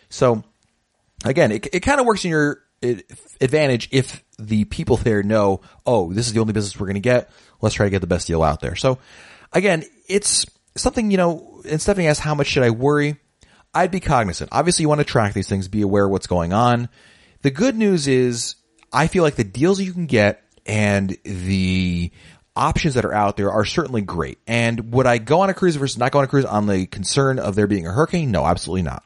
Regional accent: Connecticut, United States; I come from the Northeast, specifically the New York City area, even more specifically, Connecticut.

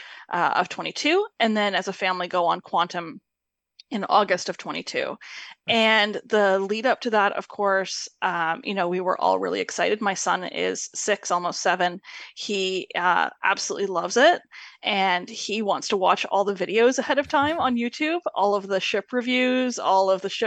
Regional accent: Canada; We are Canadian, and we're not from that part of Canada

